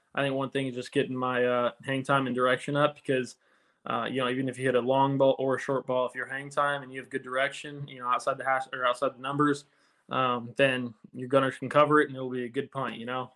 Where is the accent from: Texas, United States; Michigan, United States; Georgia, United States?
Texas, United States; Houston; moved away as an adult; now in New Jersey, United States; I grew up in Houston and went to uh, college at Texas A&M. So I haven't really left that 100 mile radius in my life.